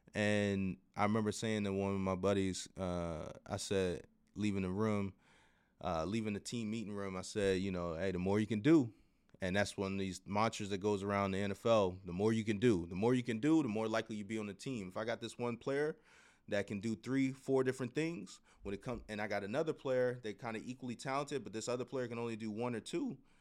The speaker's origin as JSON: {"language": "English", "town": "Baltimore", "region": "Maryland", "country": "United States", "tie": "born or raised there", "said": "went back to my hometown team"}